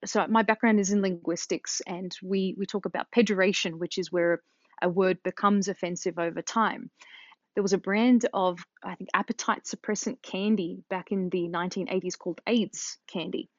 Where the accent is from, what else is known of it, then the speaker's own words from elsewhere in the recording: Australia; moved away as an adult; now in United States; growing up in Australia